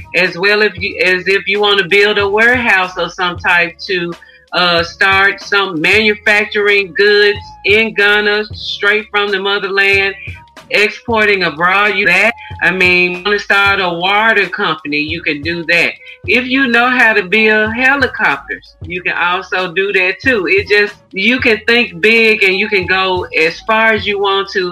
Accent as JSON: {"language": "English", "town": "Memphis", "region": "Tennessee", "country": "United States", "tie": "born or raised there", "said": "I'm born and raised in Memphis. I'm a Southern girl. I've been here all of my life outside of my travels."}